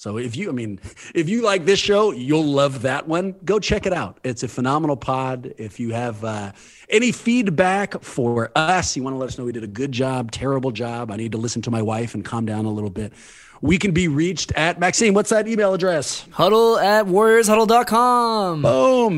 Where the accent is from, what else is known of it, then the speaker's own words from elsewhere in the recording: California, United States; Born and raised in California